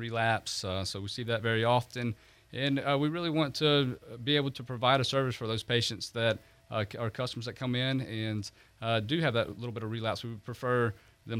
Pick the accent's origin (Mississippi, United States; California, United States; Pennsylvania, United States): Mississippi, United States; South; moved away as an adult; also born or lived in Florida; now in Pensacola, United States; I grew up in South Mississippi